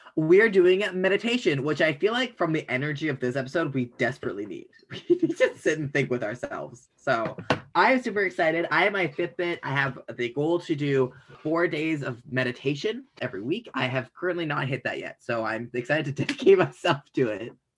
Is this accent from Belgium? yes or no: no; Canada; I'm Canadian